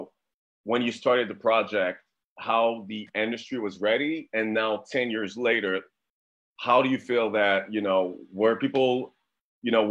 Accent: Montreal, Quebec, Canada; I'm from Montreal, Canada

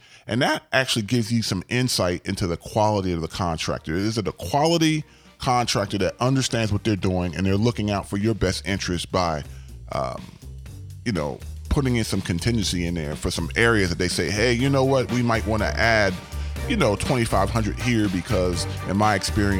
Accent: Gaithersburg, Maryland, United States; I grew up in Gaithersburg, Maryland, and there was a area known as Montgomery Village.

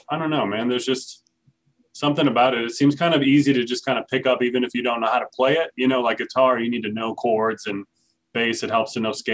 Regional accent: New Orleans, Louisiana, United States; moved away as an adult; also born or lived in Cincinnati / Houston; now in Fredericksburg, United States; I'm from New Orleans. Yeah, I lived there until 2016.

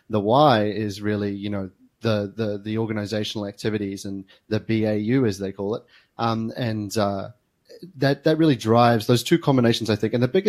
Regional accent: New Zealand; now in Melbourne, Australia; eventually I moved to Australia from New Zealand and started working as a security engineer here in Melbourne.

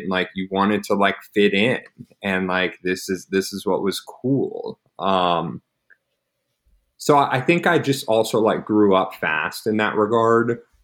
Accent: Dallas, Texas, United States; I grew up in Dallas, loving Jewish family

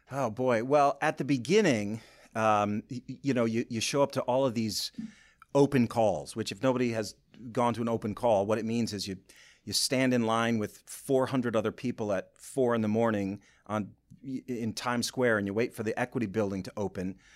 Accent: Boyne City, Michigan, United States; moved away; I'm from Boyne City originally

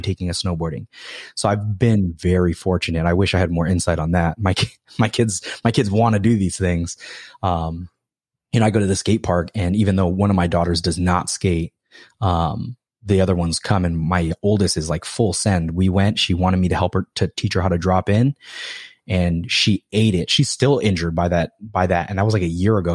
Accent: Hawaii, United States; moved away; also born or lived in California; I'm from Hawaii.

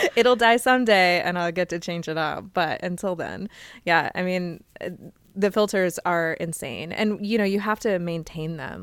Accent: Phoenix, Arizona, United States; I'm from Phoenix

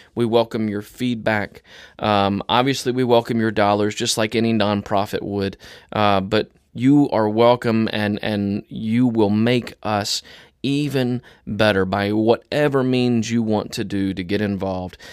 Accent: Tennessee, United States; now in Northwest Arkansas, United States; I'm a Tennessean

